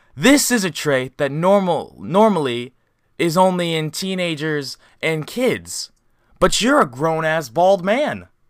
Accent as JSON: {"language": "English", "region": "Indiana", "country": "United States", "tie": "born or raised there", "also_born_or_lived": "Colorado", "said": "I grew up in Indiana."}